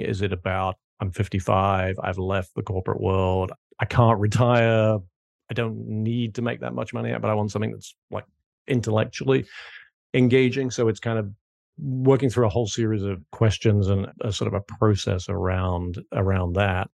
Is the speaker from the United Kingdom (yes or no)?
yes; United Kingdom; moved away as an adult; also born or lived in New York / Hong Kong; now in South Carolina, United States; as you can probably tell from my accent, not originally from South Carolina, where I now live, but grew up and went to school in the U K